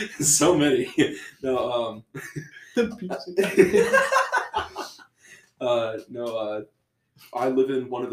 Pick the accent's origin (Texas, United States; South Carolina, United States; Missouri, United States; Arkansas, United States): Texas, United States; Lubbock; I grew up in Lubbock, born and raised